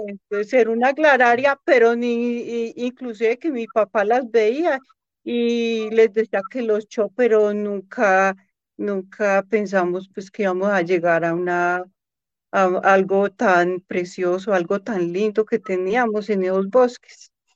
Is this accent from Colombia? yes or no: yes; Riosucio, Colombia; De aquí mismo nacimos 10 bellezas y hermosos bebés.